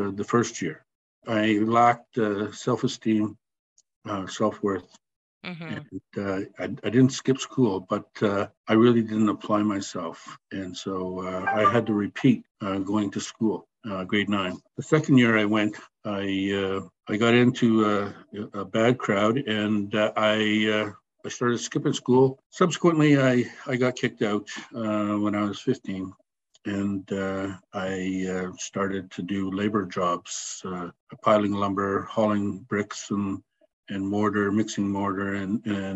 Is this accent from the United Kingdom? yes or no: no; Rama, Ontario, Canada; also born or lived in Orillia; I'm in the middle of the 15 kids, and so I grew up in Rama